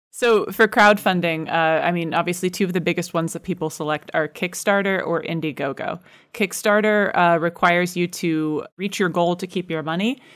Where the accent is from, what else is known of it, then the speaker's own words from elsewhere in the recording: United States; now in United Kingdom; I am American, but I live in the U K